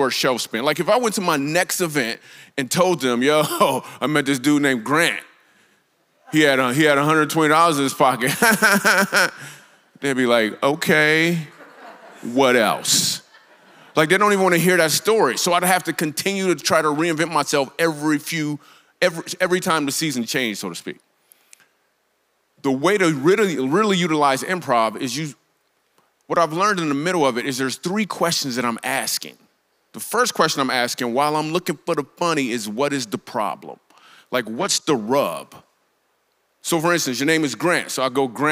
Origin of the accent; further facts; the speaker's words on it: Grand Rapids, Michigan, United States; I grew up in Grand Rapids, Michigan